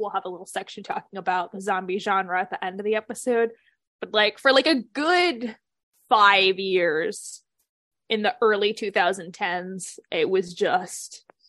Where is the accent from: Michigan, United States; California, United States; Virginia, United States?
Virginia, United States; I'm from Virginia.